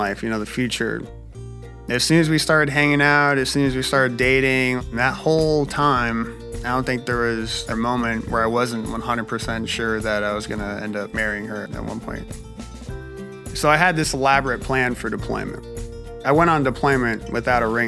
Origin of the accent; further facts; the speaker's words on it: Milford, Connecticut, United States; I'm from Milford, Connecticut